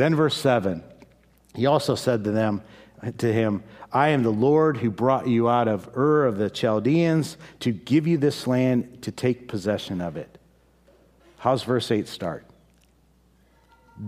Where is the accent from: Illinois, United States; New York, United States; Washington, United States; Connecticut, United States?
Illinois, United States; Chicago; moved away; I'm from Chicago